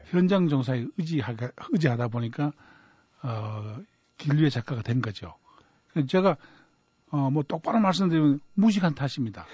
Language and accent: Korean; Cheongsong, North Gyeongsang, South Korea; 제가 좀 시골에서 자랐기 때문에 청송이라는 곳이 고향인데 청송에서 자랐기 때문에